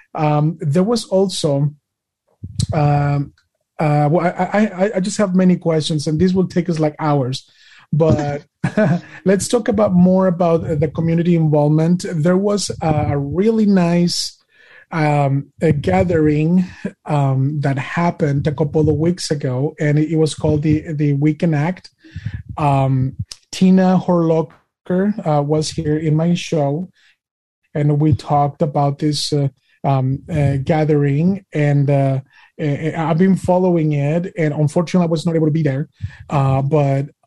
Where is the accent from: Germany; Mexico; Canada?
Mexico; now in United States; I am Mexican American.